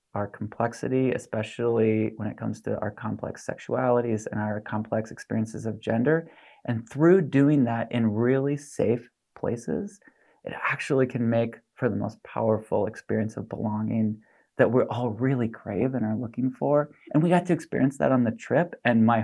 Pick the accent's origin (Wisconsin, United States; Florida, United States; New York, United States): Wisconsin, United States; La Crosse; moved away; my hometown, La Crosse, Wisconsin